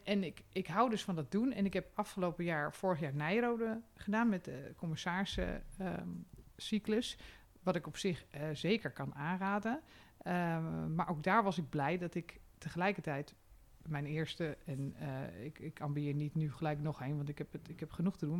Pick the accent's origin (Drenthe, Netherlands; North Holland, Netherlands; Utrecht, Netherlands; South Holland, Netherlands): North Holland, Netherlands; Amsterdam; als Amsterdammer